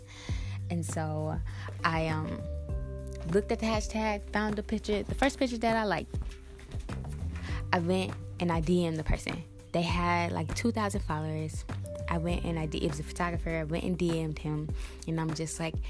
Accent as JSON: {"language": "English", "town": "St. Louis", "region": "Missouri", "country": "United States", "tie": "born or raised there", "said": "I've started in St. Louis because I mean, honestly, just because that's my hometown"}